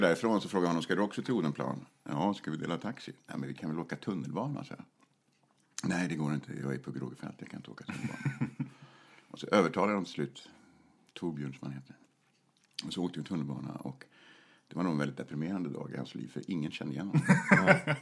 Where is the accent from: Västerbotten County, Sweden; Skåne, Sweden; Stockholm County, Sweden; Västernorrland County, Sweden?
Stockholm County, Sweden; Stockholm; jag är född i Stockholm